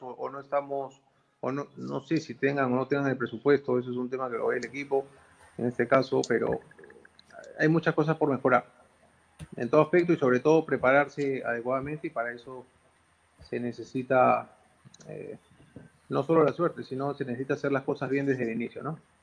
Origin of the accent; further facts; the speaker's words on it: Peru; como peruano, como dirigente